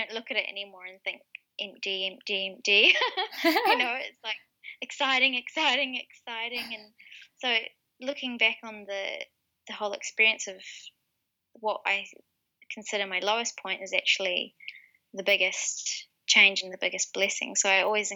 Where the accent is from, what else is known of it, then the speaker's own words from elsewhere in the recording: Wellington, New Zealand; moved away as an adult; the Wellington area, which is my hometown